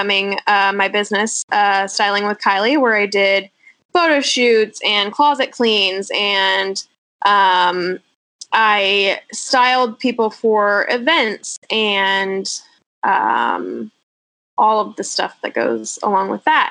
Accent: O'Neill, Nebraska, United States; moved away as an adult; also born or lived in Texas / Austin, Texas; now in California, United States; So I was born and raised in Nebraska, super small town.

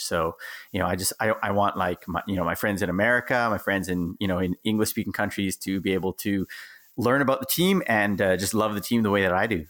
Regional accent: Canada; moved away as an adult; also born or lived in Okinawa, Japan; now in Japan; gone back to my home country, which is Canada

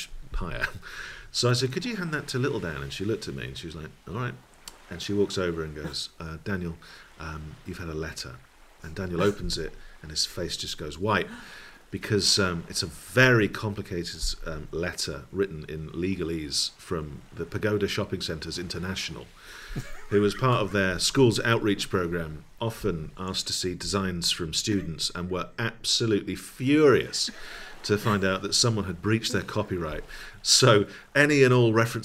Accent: Dundee, Scotland, United Kingdom; I grew up in Dundee in Scotland, which was the home of the Beano.

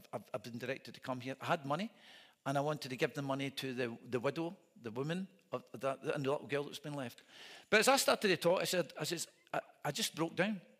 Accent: Scotland, United Kingdom; I'm a minister from Scotland

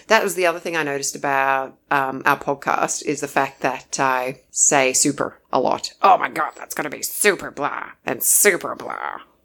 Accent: Australia; we're the Aussie battlers

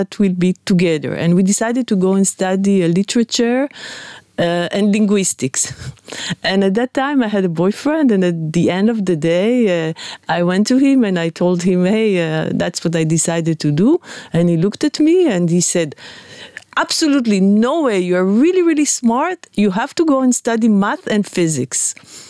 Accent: Netanya, Central District, Israel; I grew up in Netanya, by the beach

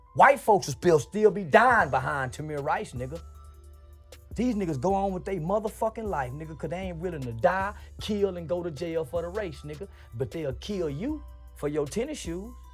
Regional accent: Fort Worth, Texas, United States; we come out of Fort Worth, Texas

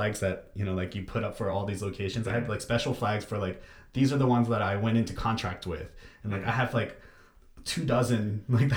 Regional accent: United States; as an American

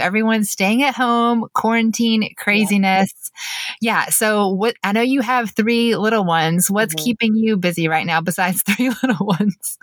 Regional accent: Mableton, Georgia, United States; also born or lived in Marietta, Georgia / Statesboro, Georgia; I actually grew up in Mableton until seventh grade. We moved to Marietta.

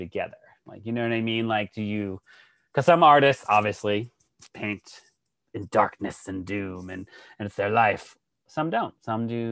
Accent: Worcester, Massachusetts, United States; moved away; I'm from Worcester

